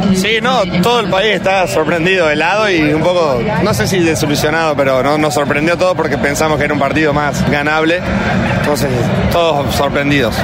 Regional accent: Córdoba, Argentina; soy de Córdoba, Argentina

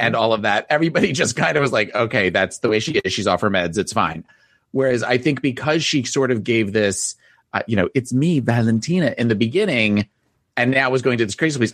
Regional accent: New Jersey, United States; I'm from New Jersey.

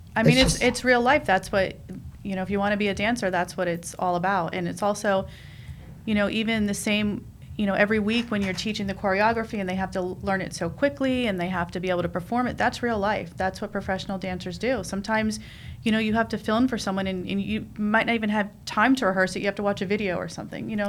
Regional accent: New York City, New York, United States; moved away; I'm I'm from New York. You know, I, I grew up in Queens.

